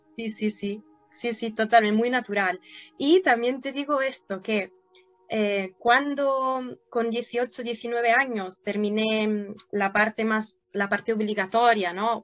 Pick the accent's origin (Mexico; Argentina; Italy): Italy; Spanish is a second language; moved away; also born or lived in Turin, Italy; yo nací en Italia, pero en la frontera con Francia